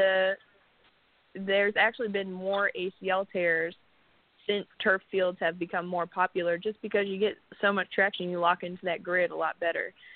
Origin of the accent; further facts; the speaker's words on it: Windsor, Ontario, Canada; moved away as an adult; now in Texas, United States; Windsor, Ontario, Canada, which is border city to Detroit